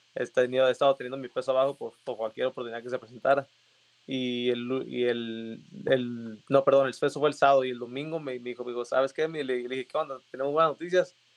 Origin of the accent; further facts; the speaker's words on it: Mexicali, Baja California, Mexico; soy de Mexicali, Baja California. Empecé mi carrera en Mexicali